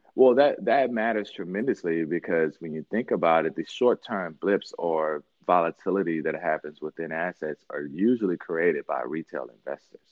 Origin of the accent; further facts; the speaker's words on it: Mississippi, United States; also born or lived in New York / Miami; now in Detroit, United States; I grew up in Mississippi, born and raised there